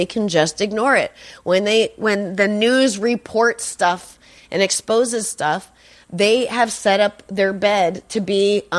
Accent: Boston, Massachusetts, United States; I say gay. I'm from Boston. I say gay.

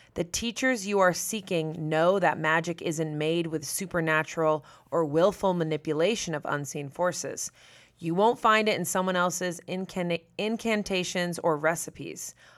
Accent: Massachusetts, United States; I'm from, I'm from Massachusetts, very close to Salem. Like, I grew up in spooky Massachusetts with, like, fog over the ocean

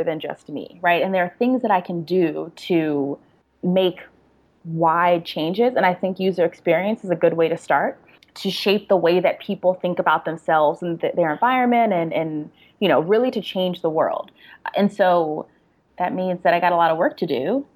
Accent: Prince George's County, Maryland, United States; also born or lived in New York City; now in Atlanta, United States; I grew up in Prince George's County, PG County

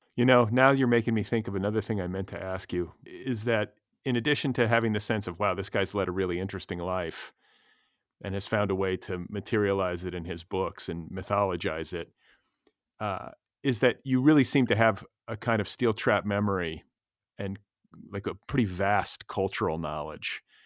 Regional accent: Milwaukee, Wisconsin, United States; moved away as an adult; now in Los Angeles, United States; we're both from Wisconsin originally

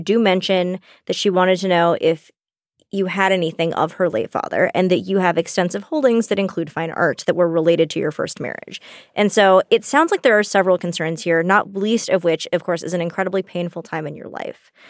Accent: the South, United States; moved away; We grew up in the South

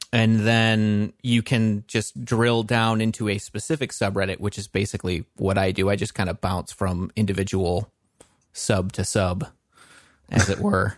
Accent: Western Michigan, United States; we are both from, uh, Michigan, Western Michigan area

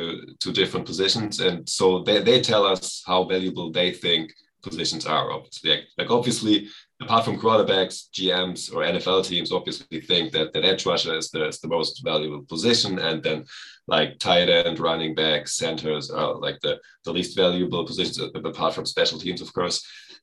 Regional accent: Germany; English is a second language; I'm from Germany, as you said, and I started watching football like, 12 years ago at this point.

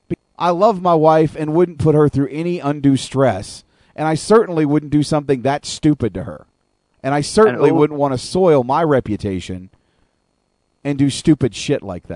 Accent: Arkansas, United States; also born or lived in Oklahoma / Texas; I am from Arkansas, Oklahoma, Texas. I've lived in those places for 20 years of my life. You could consider me a redneck.

